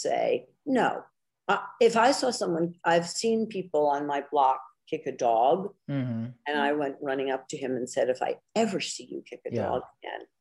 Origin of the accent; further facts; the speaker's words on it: New York City, New York, United States; I grew up in Greenwich Village